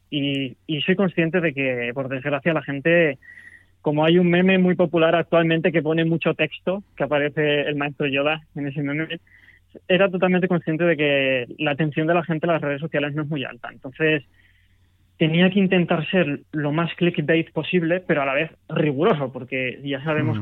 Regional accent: Madrid, Community of Madrid, Spain; soy de Madrid

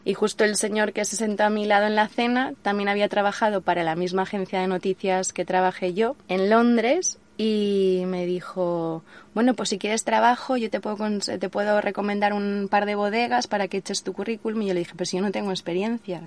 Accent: Alicante, Valencian Community, Spain; moved away as an adult; also born or lived in Madrid / Australia / New Zealand / India; now in Tenerife, Spain; nací en Madrid pero me crié en un pueblo de Alicante hasta los 18 que volví a Madrid para estudiar en la universidad

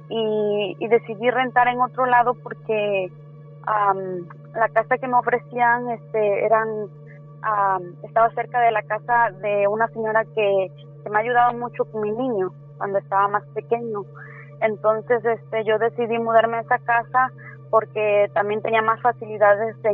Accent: Tres Valles, Veracruz, Mexico; also born or lived in Villahermosa; now in United States; Ah, pues soy nacida en Villahermosa, Tabasco, pero criada en Veracruz, en un pueblito que se llama Tres Valles.

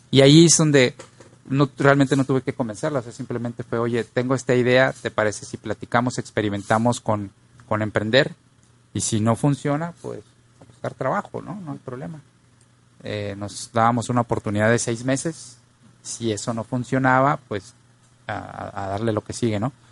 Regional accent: Poza Rica, Veracruz, Mexico; also born or lived in Monterrey / Tampico / Mexico City / Chihuahua; Yo nací en Monterrey y antes de ah. cumplir el año nos fuimos a vivir, pasamos por Tampico, después estuvimos en Poza Rica siete años. De Poza Rica vamos a la Ciudad de México, viví dos años ahí y después llego a Chihuahua.

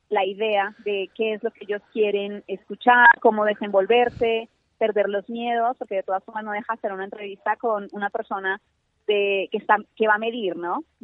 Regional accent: Colombia; yo soy colombiana, estudié eh, ciencias políticas.

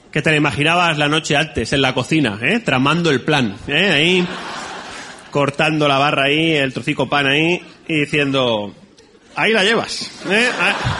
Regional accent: Valencia, Valencian Community, Spain; vengo de Valencia

